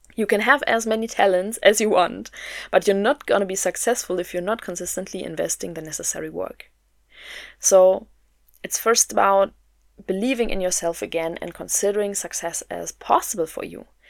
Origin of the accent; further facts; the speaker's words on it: Germany; also born or lived in Berlin; I'm from Germany. I live in Berlin